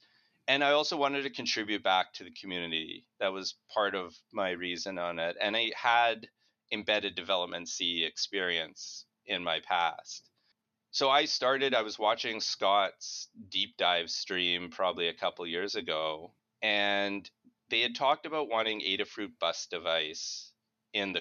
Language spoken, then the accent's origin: English; Winnipeg, Manitoba, Canada; I'm from Winnipeg